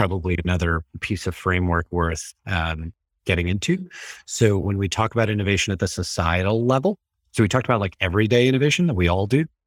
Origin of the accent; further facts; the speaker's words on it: New York City, New York, United States; moved away as an adult; also born or lived in Tampa, Florida; now in Melbourne, Florida, United States; Originally from New York City